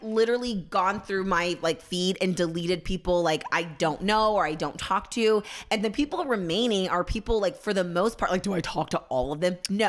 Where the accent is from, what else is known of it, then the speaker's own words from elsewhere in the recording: California, United States; I'm from the Bay.